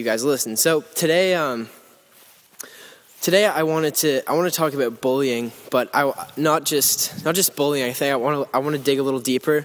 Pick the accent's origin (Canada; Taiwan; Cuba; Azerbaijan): Canada; Lindsay, Ontario; Lindsay, Ontario, which is my hometown. I don't live there anymore. I live like a little ways away from there